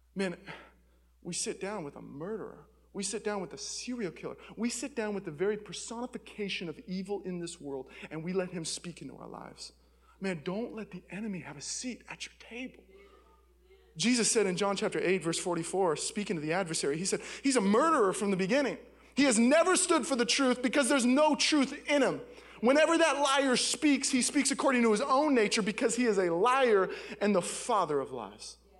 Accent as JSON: {"language": "English", "town": "Seattle", "region": "Washington", "country": "United States", "said": "I'm from Seattle."}